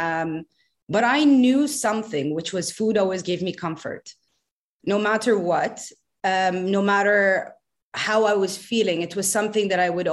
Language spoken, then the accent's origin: English; Bahrain; as a kid growing up in Bahrain